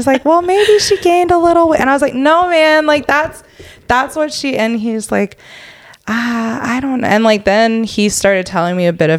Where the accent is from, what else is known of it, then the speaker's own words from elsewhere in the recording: Atlanta, Georgia, United States; born there; I was born in Atlanta.